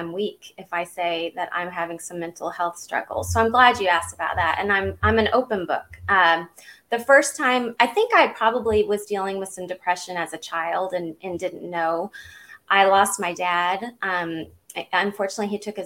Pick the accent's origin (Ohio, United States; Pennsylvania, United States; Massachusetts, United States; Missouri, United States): Missouri, United States; Southeast; also born or lived in California; now in Georgia, United States; I grew up in Southeast Missouri